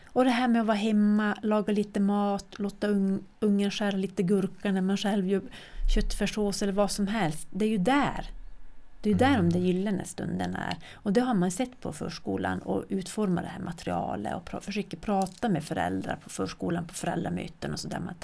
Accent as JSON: {"language": "Swedish", "town": "Kiruna", "region": "Norrbotten County", "country": "Sweden", "tie": "born or raised there", "said": "jag är född och uppvuxen här"}